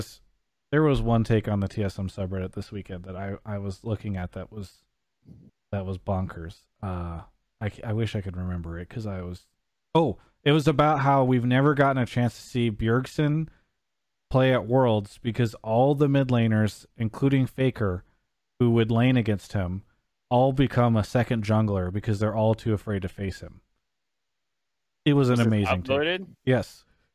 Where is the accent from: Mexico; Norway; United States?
United States; San Diego, California; I'm from San Diego